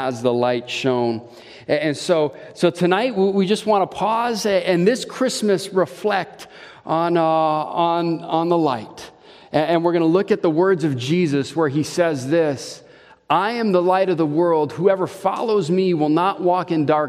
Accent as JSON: {"language": "English", "region": "Hawaii", "country": "United States", "tie": "born or raised there", "moved": "yes", "lives_now": "Wisconsin, United States", "said": "my childhood growing up in Hawaii"}